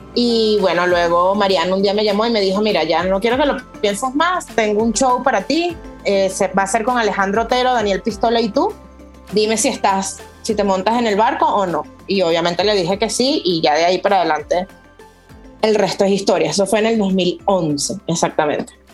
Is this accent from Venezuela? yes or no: yes; Los Teques, Miranda, Venezuela; moved away as an adult; also born or lived in Caracas / Australia; now in Mexico; en Los Teques ahí nací yo